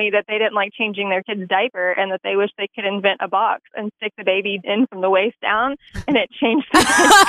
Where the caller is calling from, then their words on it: Farmington, United States; from Farmington.